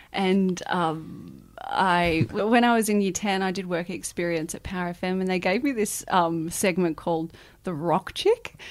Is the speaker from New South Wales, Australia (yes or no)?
yes; Muswellbrook, New South Wales, Australia; moved away; that's where I grew up, in Musselbrook